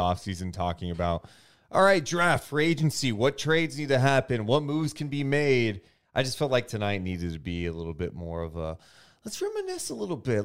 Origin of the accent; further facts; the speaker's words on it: Sacramento, California, United States; I grew up in Sacramento